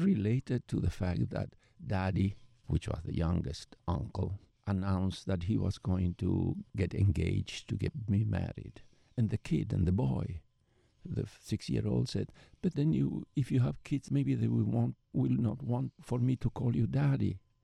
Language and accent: English; Buenos Aires, Argentina; moved away as an adult; now in United States; I was born in Buenos Aires, Argentina, where I did all my training and as a psychiatrist and as a psychoanalyst and as a family therapist in part